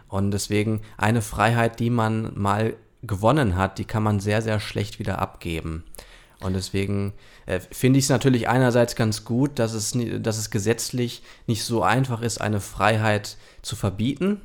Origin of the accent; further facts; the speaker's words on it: Germany; bei uns in Deutschland